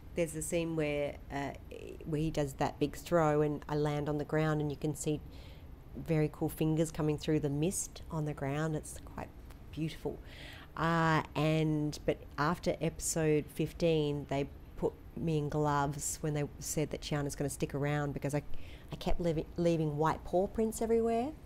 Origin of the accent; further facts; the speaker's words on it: Australia; I'm typical Aussie.